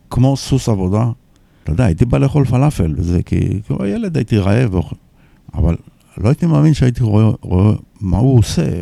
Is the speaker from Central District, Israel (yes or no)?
no; Tel Aviv, Tel Aviv District, Israel; אני שמח שאחרי מאמצים יש לנו אפשרות להופיע ב-21 למרץ בשפירא, כמחווה לשכונה שגדלתי בה